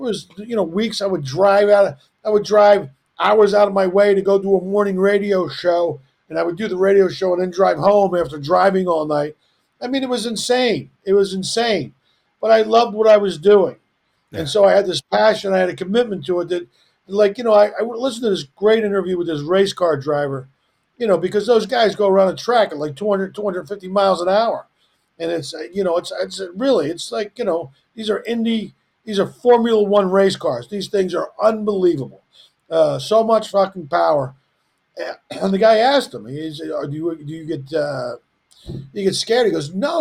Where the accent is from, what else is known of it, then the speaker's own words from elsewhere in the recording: Philadelphia, Pennsylvania, United States; I'm from Philly